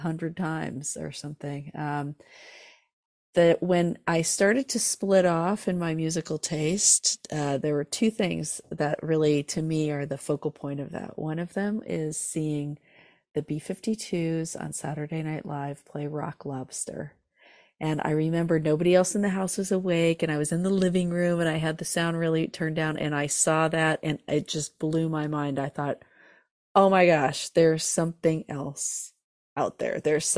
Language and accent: English; California, United States; Yeah. So I grew up in Southern California in Orange County, and music was all around me